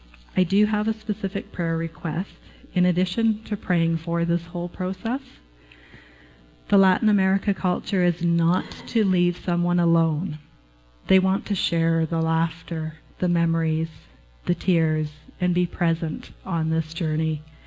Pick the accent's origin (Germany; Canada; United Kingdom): Canada; I am passionate about Argentina, about being a Canadian covenant missionary.